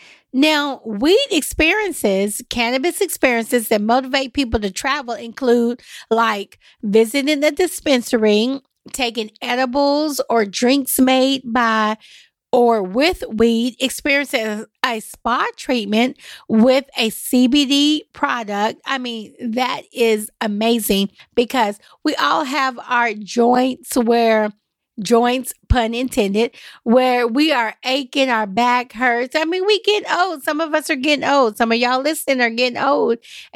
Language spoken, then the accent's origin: English; the Bible Belt, United States; now in Nashville, United States; Y'all, I'm from the Bible Belt. I'm here in Nashville, Tennessee, but this is where we're at.